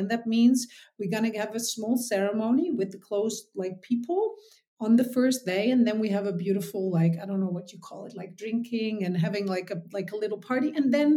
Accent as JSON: {"language": "English", "area": "Texel", "region": "North Holland", "country": "Netherlands", "tie": "born or raised there", "said": "I was born on Texel, which is in the Netherlands. So it's the biggest island of the Netherlands"}